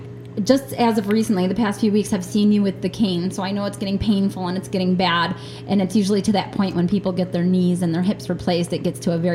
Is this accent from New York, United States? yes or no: yes; New York, United States; I went when I was a real little kid, and I lived in New York State. I was born in the Niagara Falls area, but when I was, let me see, we moved a lot. When I was living in Jamestown, I believe, I went to the Y.